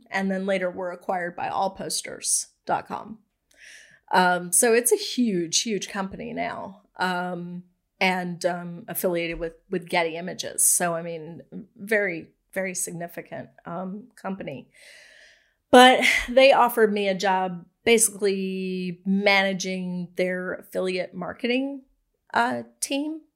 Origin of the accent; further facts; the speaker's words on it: Raleigh, North Carolina, United States; also born or lived in Winston-Salem, North Carolina / Indiana; I've lived here since I was really young. Um, we moved here when I was in third grade.